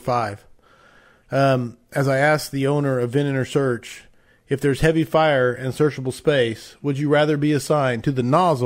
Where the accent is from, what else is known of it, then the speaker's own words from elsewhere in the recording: Moore, Oklahoma, United States; Moore, Oklahoma, my hometown, where I ride a rig